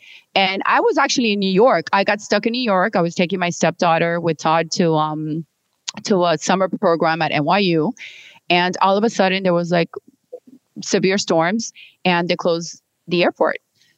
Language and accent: English; England, United Kingdom; To sorry, I'm English. Even though I went to school here.